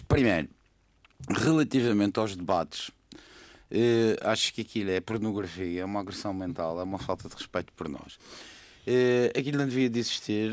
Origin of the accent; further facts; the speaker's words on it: Madeira, Portugal; como madeirense